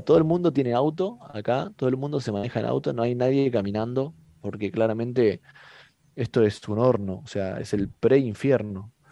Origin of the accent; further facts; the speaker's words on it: Mar del Plata, Buenos Aires Province, Argentina; moved away as an adult; now in Qatar; somos, o sea, somos argentinos